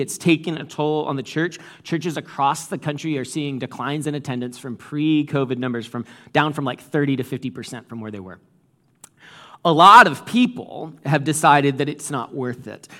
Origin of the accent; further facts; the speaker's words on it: New England, United States; moved away; I came from New England